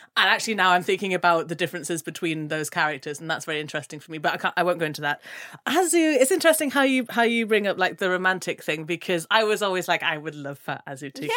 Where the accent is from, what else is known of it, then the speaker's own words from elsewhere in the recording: Gambia; I'm from the Gambia, which is way more on the west coast